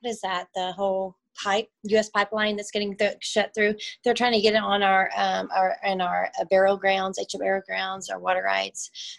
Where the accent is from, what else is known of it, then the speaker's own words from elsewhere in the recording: Orlando, Florida, United States; born there; I was born in Orlando, Florida. Yes. I was born in Orlando.